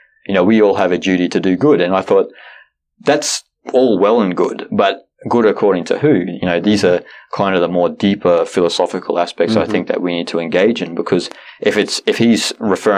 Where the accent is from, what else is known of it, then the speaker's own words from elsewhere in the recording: Australia; I'm Australian